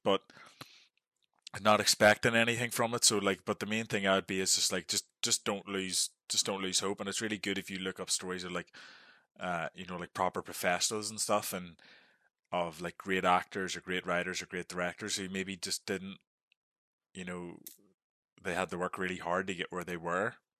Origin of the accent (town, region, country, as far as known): Northern Ireland, United Kingdom; moved away as an adult